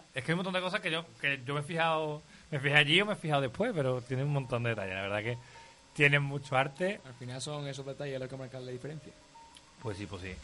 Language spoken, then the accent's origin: Spanish; Huelva, Andalusia, Spain; now in Seville, Spain; yo soy de Huelva